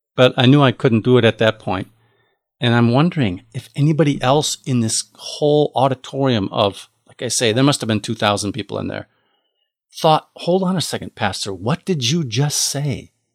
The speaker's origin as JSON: {"language": "English", "country": "United States", "said": "I am an American"}